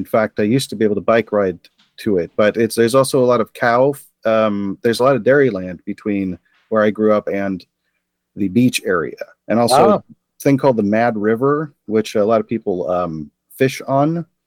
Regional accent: Arcata, California, United States; I'm from Arcata.

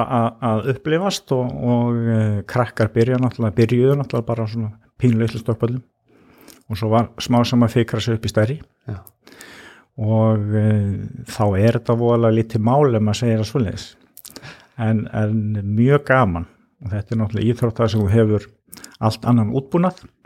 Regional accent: Ólafsfjörður, Northeastern Region, Iceland; ég elst upp á Ólarsfyrði það sem er náttúrulega mikill skíða bær

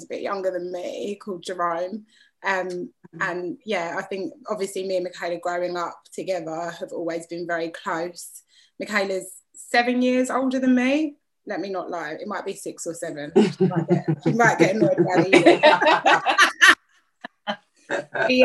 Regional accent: London, United Kingdom; also born or lived in Walthamstow, London; I was born in Walthamstow, East London, and I was brought up mainly in Gants Hill, which is like East but borderline Essex, really.

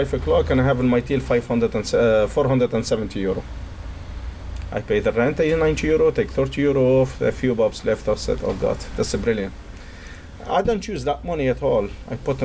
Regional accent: Tunisia; English is a second language; moved away as an adult; now in Cork, Ireland; I'm from Tunisia. I'm living here in Ireland nearly 19 years now

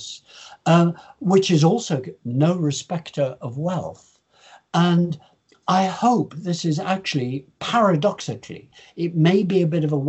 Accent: Lincoln, East Midlands, United Kingdom; also born or lived in Pennines; I was born in Lincoln, on the top of the hill in Lincoln.

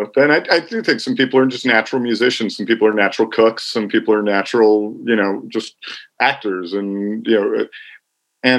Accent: Los Angeles, California, United States; I was born in the San Fernando Valley part of Los Angeles. So I'm one of the 6 natives that exists. I grew up out here

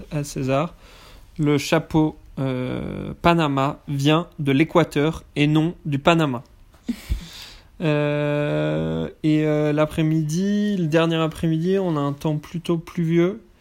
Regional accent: France; ça nous a beaucoup énervé en tant que Français

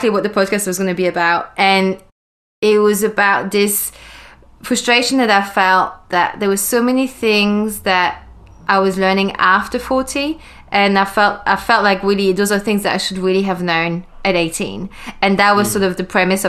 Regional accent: Wallonia, Belgium; moved away as an adult; now in London, United Kingdom; I was born and I grew up in Belgium, which is in Europe, in the French speaking side of Belgium.

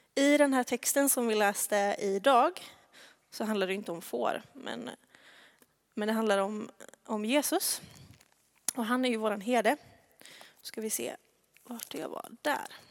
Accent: Tvärred, Västra Götaland, Sweden; accent: västgötska (not much); moved away; där är jag uppvuxen

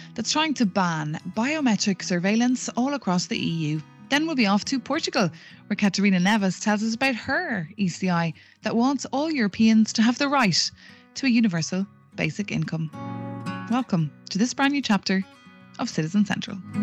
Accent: Ireland; now in Brussels, Belgium; I'm an Irish reporter in Brussels.

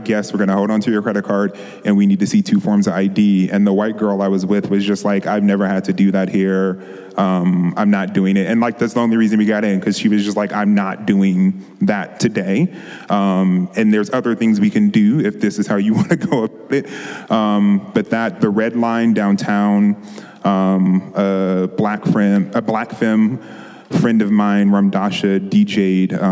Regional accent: on the border of DC, Maryland, United States; moved away as an adult; also born or lived in Washington, District of Columbia, United States / San Francisco Bay Area; now in Los Angeles, United States; I grew up in Maryland on the borderline of DC, going back and forth.

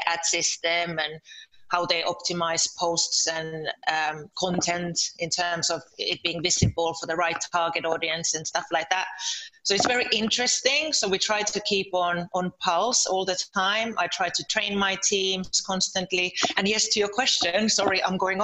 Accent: Lieto, Southwest Finland, Finland; moved away as an adult; now in London, United Kingdom; I'm from Finland. I'm from Turku. Oh, actually, I'm from Lieto, from a little village near Turku.

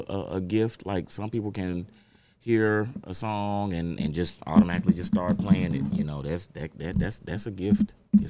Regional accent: Memphis, Tennessee, United States; I was born in Memphis.

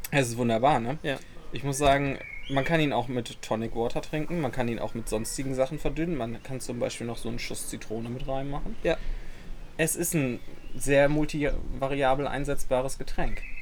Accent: North Rhine-Westphalia, Germany; ich komme ja aus dem Ruhrgebiet, da sagt man ja immer Oma und Opa.

